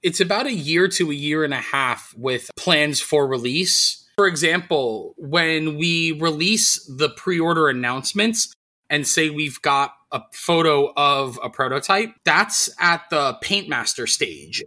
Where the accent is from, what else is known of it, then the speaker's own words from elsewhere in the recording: New York City, New York, United States; moved away; I'm born and raised in New York City.